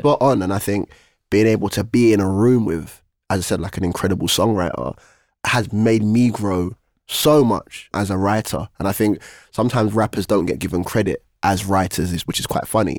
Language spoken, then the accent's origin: English; London, United Kingdom; I'm from East London